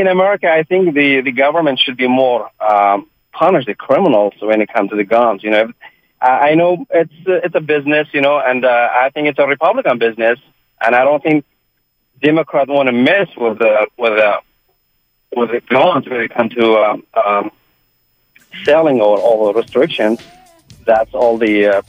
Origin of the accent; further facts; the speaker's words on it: Kurdistan Region, Iraq; So I have a suggestion. I'm a Kurdish. I'm from Iraqi side.